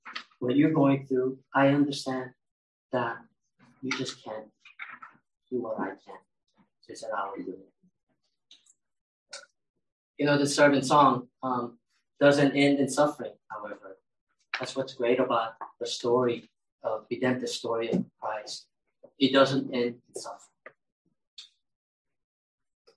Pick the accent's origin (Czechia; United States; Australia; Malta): United States; California; English is a second language; I grew up in California